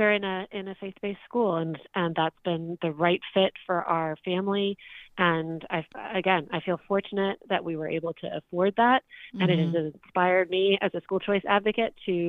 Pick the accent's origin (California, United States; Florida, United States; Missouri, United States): Florida, United States; now in Virginia, United States; I'm from Florida, but I live in Virginia